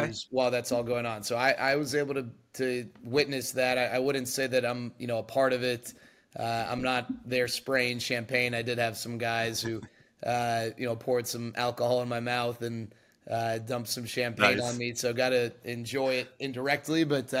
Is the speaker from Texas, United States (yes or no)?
yes; Dallas, Texas, United States; for me, it's a little extra special growing up in Dallas and growing up a diehard Rangers fan.